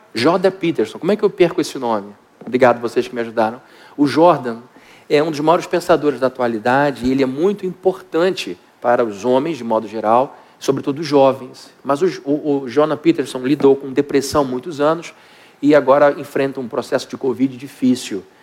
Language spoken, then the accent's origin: Portuguese; Brazil; como bons brasileiros